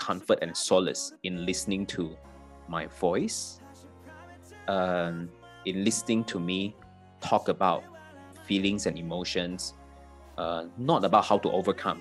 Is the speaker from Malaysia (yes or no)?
yes; Malaysia; moved away as an adult; also born or lived in Singapore; now in Kuala Lumpur, Malaysia; even though I come from Malaysia, I have never spent my life in Kuala Lumpur, right? I've spent the past 10 years of my life living in Singapore.